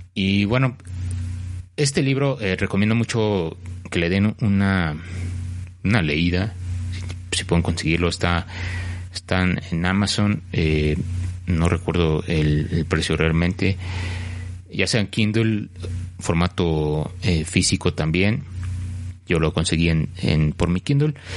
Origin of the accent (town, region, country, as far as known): Mexico; also born or lived in Mexico City